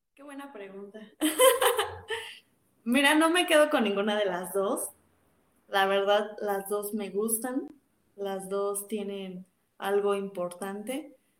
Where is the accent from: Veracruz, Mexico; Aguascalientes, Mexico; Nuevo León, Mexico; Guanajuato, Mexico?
Guanajuato, Mexico; Cortazar; De Cortázar, Guanajuato